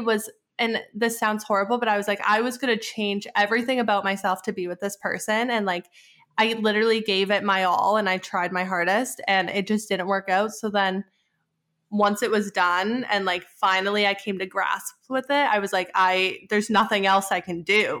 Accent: Edmonton, Alberta, Canada; moved away as an adult; also born or lived in Arizona / Pittsburgh; my hometown, which is Edmonton

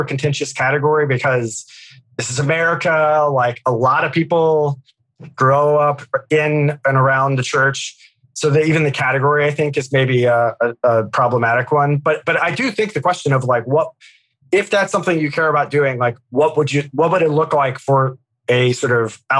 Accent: Roanoke, Virginia, United States; moved away as an adult; also born or lived in Scottsdale, Arizona; I grew up in Virginia, but I went to, I started college at Arizona State University

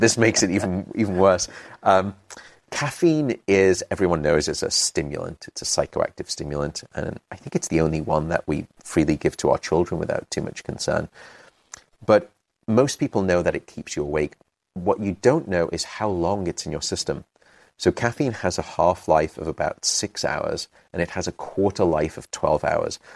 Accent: United Kingdom; also born or lived in London; I'm British

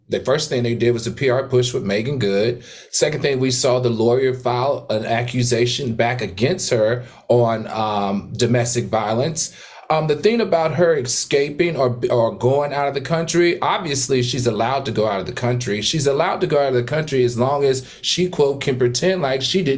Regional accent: Horsepasture, Virginia, United States; where I grew up from in Horse Pasture, Virginia

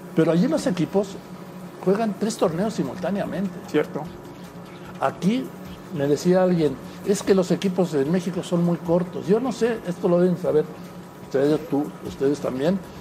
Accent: Madrid, Community of Madrid, Spain; yo nací en Madrid

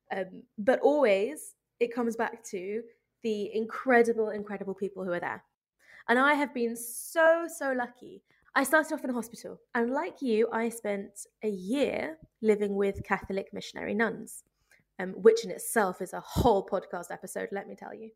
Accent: United Kingdom; moved away as an adult; now in Ethiopia; as a British midwife

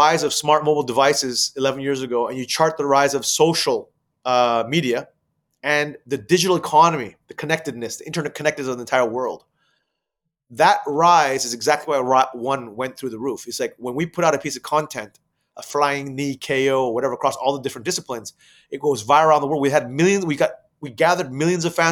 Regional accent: Thailand; moved away; also born or lived in United States; Asia, where I'm originally from, and I grew up in Thailand

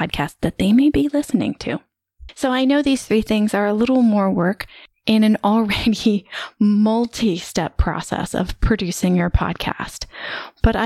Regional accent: United States; moved away as an adult; I spent the majority of the past 16 years living outside my home country, which is the US.

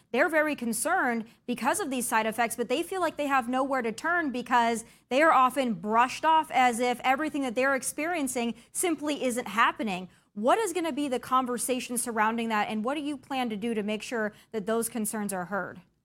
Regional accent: United States; As an American

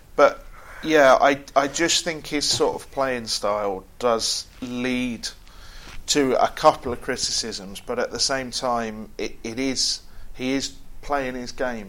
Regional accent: England, United Kingdom; we, as English football crowds

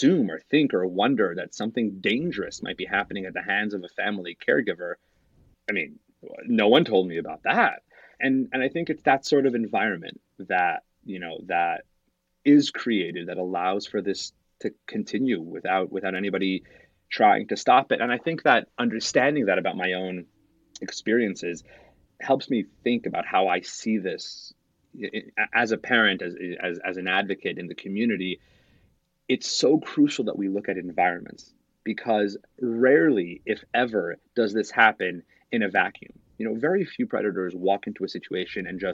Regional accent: Salt Lake City, Utah, United States; When I was growing up, I grew up in Salt Lake City

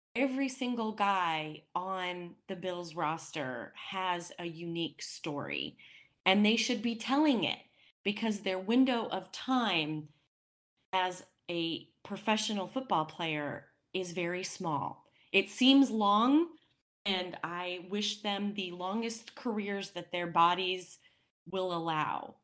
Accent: Wyoming, United States; as not only a Wyominite, being born and raised in Wyoming

